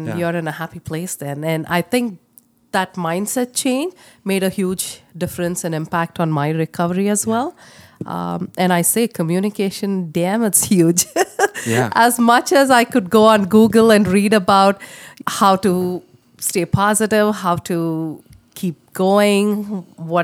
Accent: India; moved away as an adult; now in Canada; I come from India. I moved from India to Canada in 2003

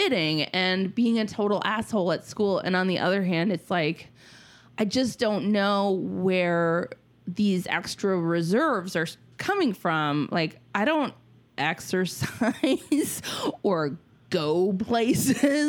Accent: Minnesota, United States; moved away; I'm from Minnesota

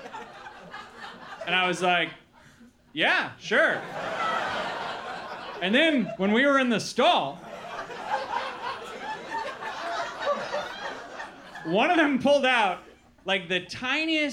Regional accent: Milwaukee, Wisconsin, United States; moved away; also born or lived in Los Angeles; I grew up in Milwaukee, Wisconsin

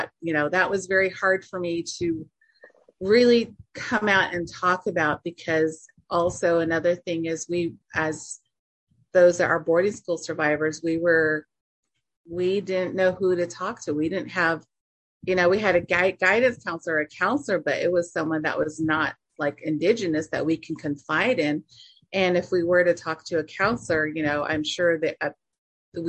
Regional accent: Navajo Nation, United States; So that's why I always say I'm from the Diné Nation.

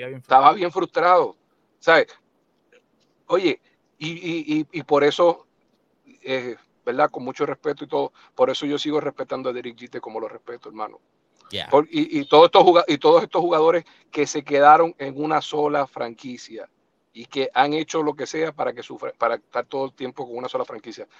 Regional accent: eastern Puerto Rico, Puerto Rico; also born or lived in New York; nosotros que somos del este de Puerto Rico

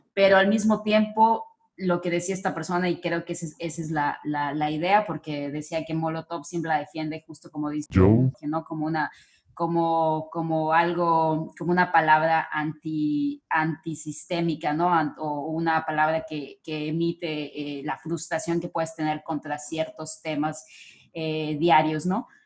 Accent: Mexico; nosotros como mexicanos

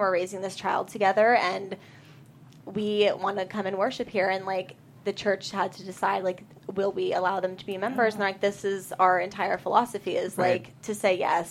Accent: Bellingham, Washington, United States; my hometown is Bellingham

